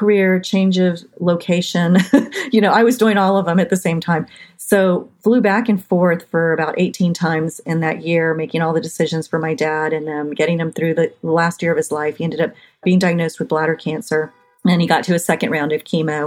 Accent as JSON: {"language": "English", "town": "San Antonio", "region": "Texas", "country": "United States", "tie": "born or raised there", "said": "born and raised in San Antonio, Texas"}